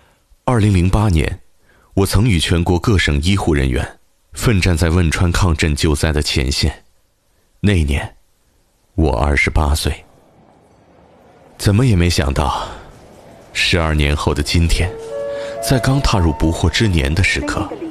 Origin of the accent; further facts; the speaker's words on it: Sichuan, China; 说实话，作为四川人，我不禁有些激动和自豪。